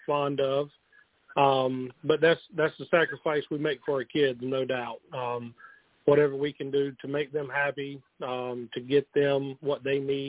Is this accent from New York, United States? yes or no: no; Indian Land, South Carolina, United States; We actually met at Indian Land High School